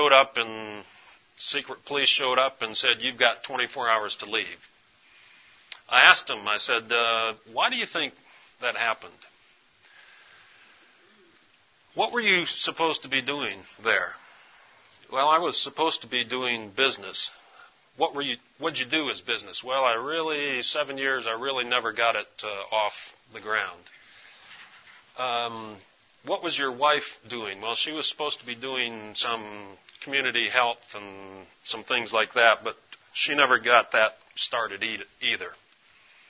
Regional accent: East Tennessee, United States; East Tennessee

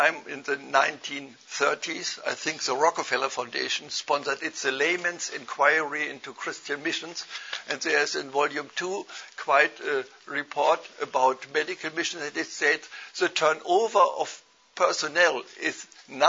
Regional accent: Germany; accent: German; English is a second language; moved away as an adult; also born or lived in India; My accent gives me away. I'm a German. But I have not lived in Germany all the way, but I have been missionary in India for several years

